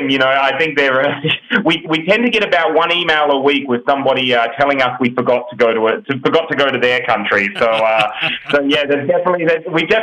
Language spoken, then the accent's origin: English; Australia; now in United States; so we're from Australia and we've recently moved to the US, so we're in the US now.